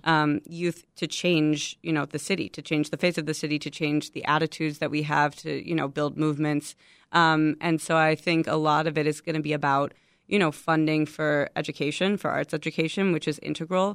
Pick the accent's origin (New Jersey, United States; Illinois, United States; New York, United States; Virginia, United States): Illinois, United States; Chicago; I'm from Chicago, born and raised in Chicago